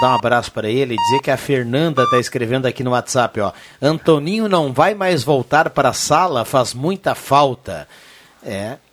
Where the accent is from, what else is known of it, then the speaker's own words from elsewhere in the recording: Santa Cruz do Sul, Rio Grande do Sul, Brazil; also born or lived in Arroio do Tigre; Nasci em Arroio do Tigre, mas me criei em Santa Cruz. Vim morar aqui nessa linda cidade aos oito anos.